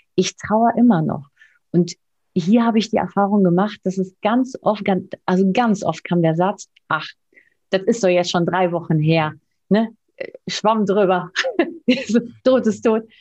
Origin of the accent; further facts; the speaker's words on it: Spain; now in Germany; ich als Spanierin